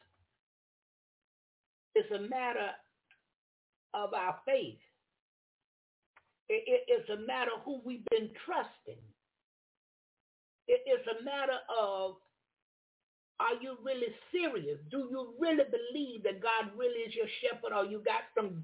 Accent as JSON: {"language": "English", "region": "the South", "country": "United States", "said": "I'm from the South."}